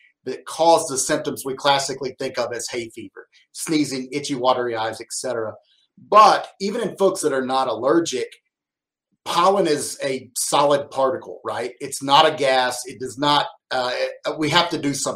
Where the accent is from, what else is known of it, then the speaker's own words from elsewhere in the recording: Arkansas, United States; also born or lived in Madison, Wisconsin; I grew up in Arkansas